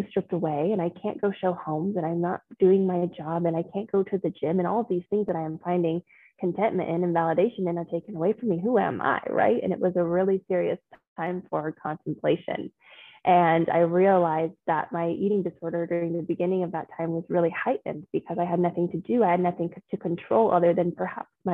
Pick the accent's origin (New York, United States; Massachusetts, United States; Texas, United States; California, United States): Texas, United States; Austin; moved away as an adult; also born or lived in Denver; I grew up in Austin, Texas